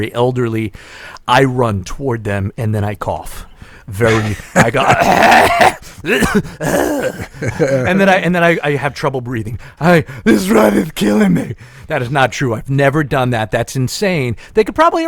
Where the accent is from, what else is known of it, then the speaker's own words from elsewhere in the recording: United States; I'm American